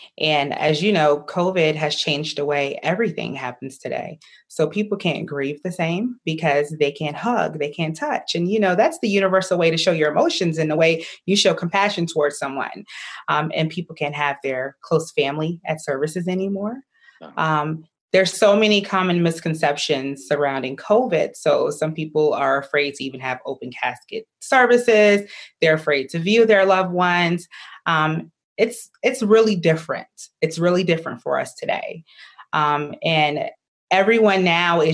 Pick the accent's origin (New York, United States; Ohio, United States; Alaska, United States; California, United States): New York, United States; now in Grayson, United States; I am originally from New York